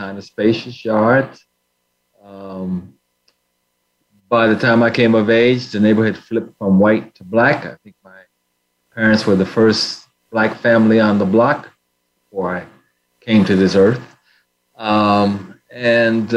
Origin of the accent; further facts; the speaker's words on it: Denver, Colorado, United States; also born or lived in India; now in Boston, United States; I grew up in Denver, in retrospect, what I'd call a lower middle class family